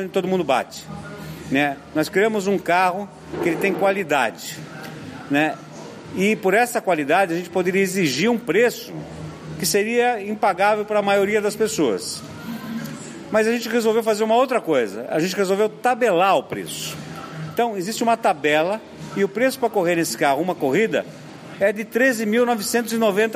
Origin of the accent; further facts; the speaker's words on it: Brazil; nós como brasileiros